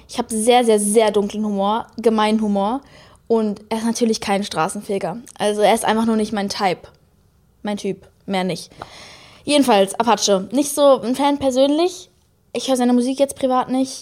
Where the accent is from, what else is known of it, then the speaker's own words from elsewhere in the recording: Munich, Bavaria, Germany; accent: Münchner; Ich habe gerade meinen Münchner Akzent